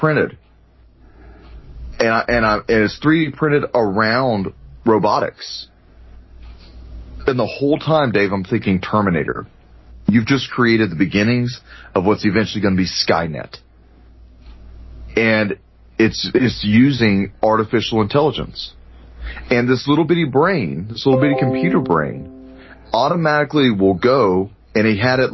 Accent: Texas, United States; accent: Texas; There's my Texas accent

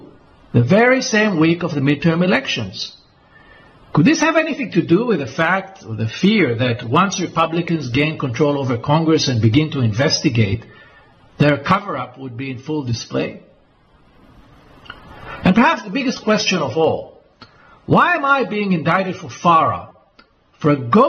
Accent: Israel; why they targeted me in Cyprus and not in my home country of Israel, where I reside most of the time.

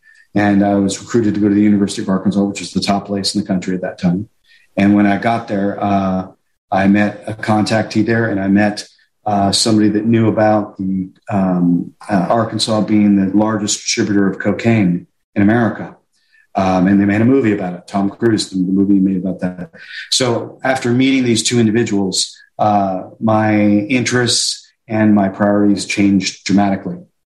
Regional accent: High Wycombe, South East England, United Kingdom; I grew up in Europe, and I was going to school on a military base in High Wycombe, England.

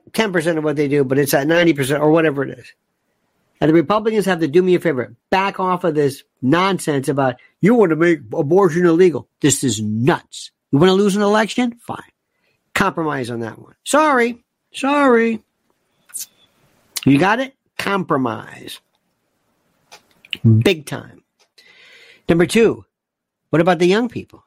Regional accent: United States; My own country, the United States of America, got my flag, very proud of it.

